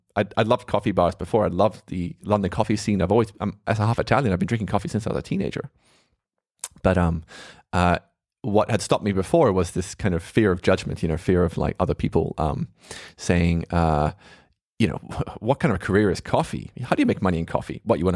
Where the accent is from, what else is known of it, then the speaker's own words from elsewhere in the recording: Australia; I grew up there in Australia.